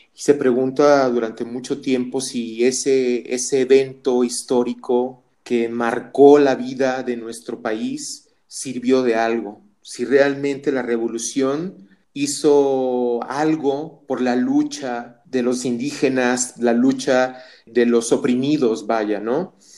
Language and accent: Spanish; Mexico; en nuestro contexto como mexicanos